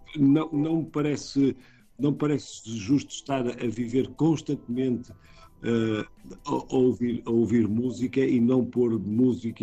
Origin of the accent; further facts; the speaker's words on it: Portugal; como portugueses